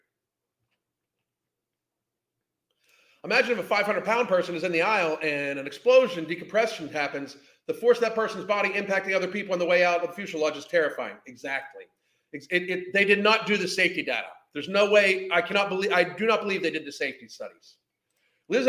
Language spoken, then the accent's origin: English; United States; I am an American